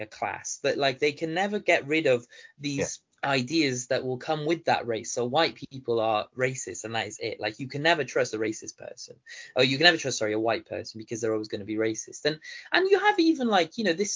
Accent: Baghdad, Baghdad Governorate, Iraq; moved away; I was born in Baghdad

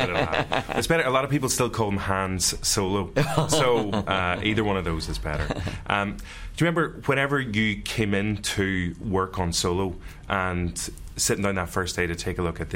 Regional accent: Ireland; As an Irishman

